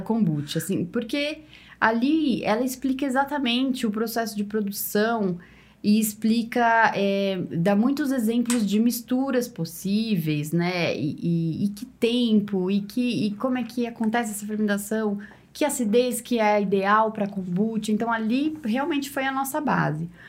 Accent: São Paulo, Brazil; now in Ribeirão Preto, Brazil; eu que sou de São Paulo

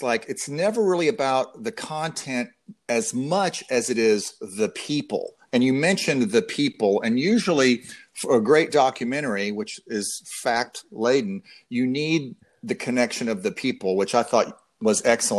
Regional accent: Denton, Texas, United States; also born or lived in Austin, Texas; my hometown of Denton, Texas.

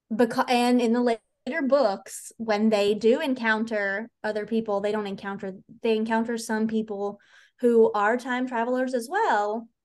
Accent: Mississippi, United States; accent: country; moved away; the very minute that we crossed into the borders of Mississippi, my accent just dropped right back into country

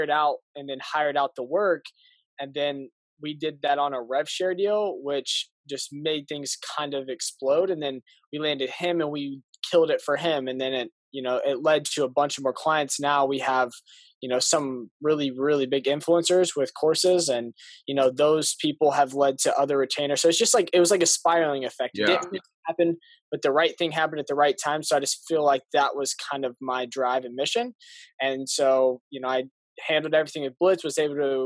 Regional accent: Indianapolis, Indiana, United States; moved away; also born or lived in Arizona; I'm from Indianapolis, Indiana, and I moved from there to Arizona

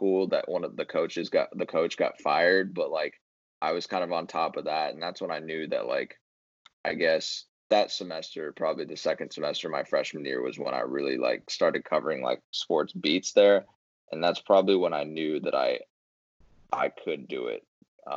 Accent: San Diego, California, United States; moved away as an adult; also born or lived in Arizona; I'm from San Diego

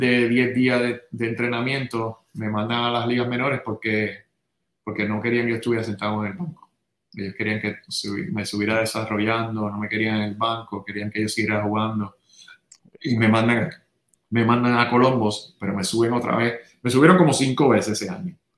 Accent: San Juan, Puerto Rico; also born or lived in Santurce; nací en San Juan, nací en Santurce, pero me crié en Río Piedras.

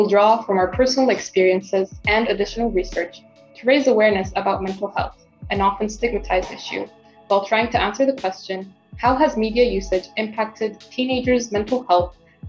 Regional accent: Izmir, Turkey; from Izmir, Turkey. I'm a 17-year-old climate and children's rights activist, as well as a high school student.

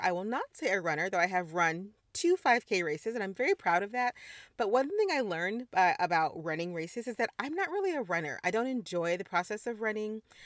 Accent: Missouri, United States; moved away; also born or lived in Caribbean; I'm a Midwestern girl, I grew up in Missouri

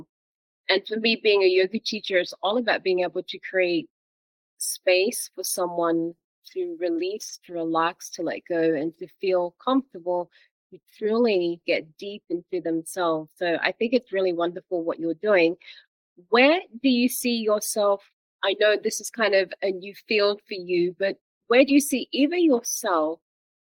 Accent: Australia; now in Belgium; I grew up in Australia

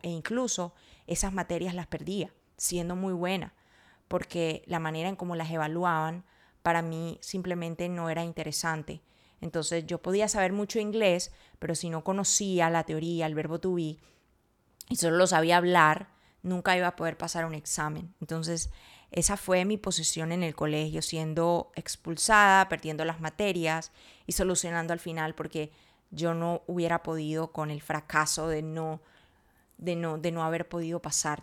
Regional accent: Colombia; no soy de México, soy de Colombia, güey. Soy colombiana

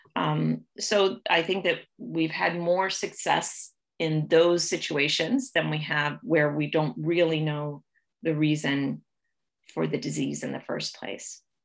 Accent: Ohio, United States; moved away as an adult; also born or lived in Kentucky / North Carolina / Canada; now in Toronto, Canada; was born and raised in the United States. Um, I grew up in Ohio

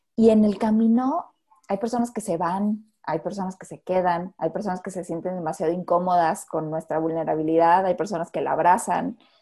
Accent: Mexico; como mexicanos

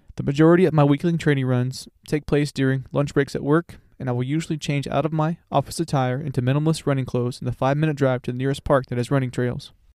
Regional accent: Florida, United States; I was raised in Florida and am a self-certified beach bum in the summer months

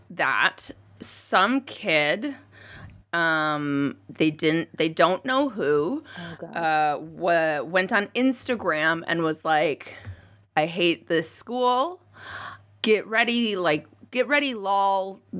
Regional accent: United States; And uh, because we are American, of course, it happened.

